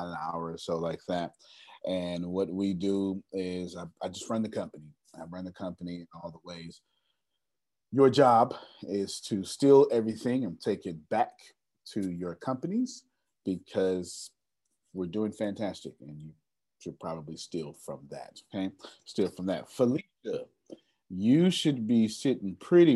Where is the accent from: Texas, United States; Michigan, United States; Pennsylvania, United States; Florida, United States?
Texas, United States; Galveston; since I'm from Galveston